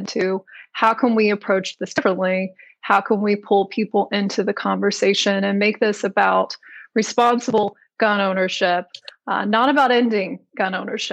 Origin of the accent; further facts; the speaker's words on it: the South, United States; I'm from the South